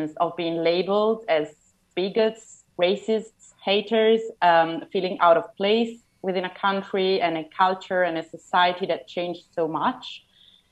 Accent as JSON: {"language": "English", "country": "Italy", "tie": "born or raised there", "said": "growing up in Italy, most of us are kind of used to seeing religious symbols"}